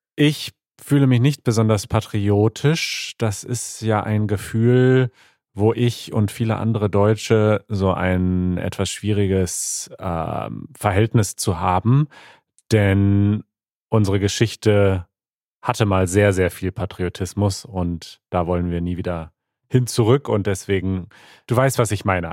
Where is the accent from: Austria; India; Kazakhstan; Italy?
India; German is a second language; ich komme aus Indien